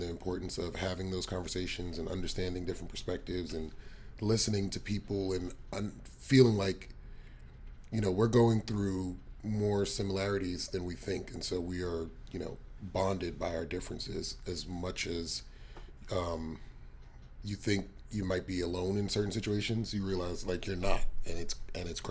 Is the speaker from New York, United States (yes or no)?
yes; New York City, New York, United States; moved away as an adult; now in Texas, United States; I am from New York City, Brooklyn, specifically, BK all day, every day, and I've lived in Texas now for the last 4 years